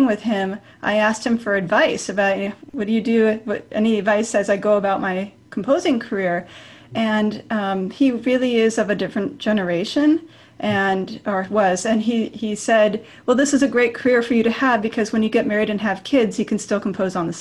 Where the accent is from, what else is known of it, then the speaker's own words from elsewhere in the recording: Bay Area, California, United States; I grew up in California, in the Bay Area